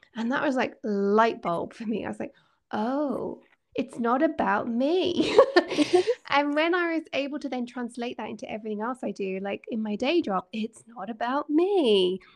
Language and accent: English; Scotland, United Kingdom; I'm a Scot and I love living here